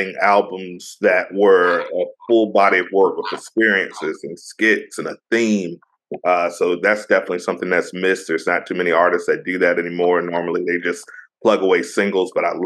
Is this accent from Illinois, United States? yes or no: no; Virginia Beach, United States; my hometown, VA